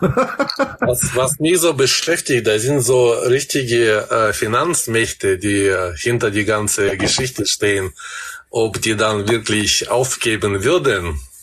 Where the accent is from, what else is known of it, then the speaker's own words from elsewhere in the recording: Kazakhstan; moved away as an adult; now in Germany; ich bin 20 Jahre in Kasachstan aufgewachsen